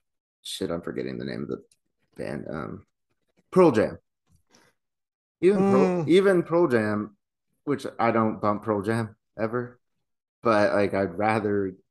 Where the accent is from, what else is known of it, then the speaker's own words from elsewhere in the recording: Ireland; and I'm Irish.